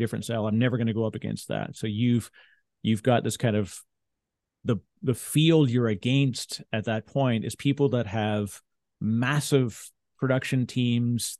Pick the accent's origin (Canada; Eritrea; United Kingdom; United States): Canada; we're both Canadian